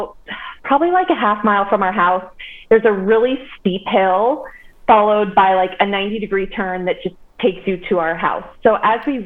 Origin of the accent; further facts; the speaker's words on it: Indian Hill, Ohio, United States; So I grew up in Cincinnati. I grew up in Indian Hill. I lived there my entire life